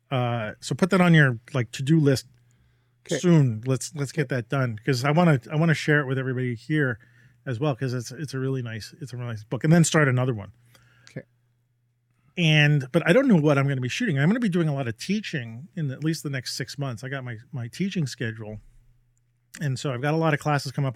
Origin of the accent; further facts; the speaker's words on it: New York City, New York, United States; I'm a New Yorker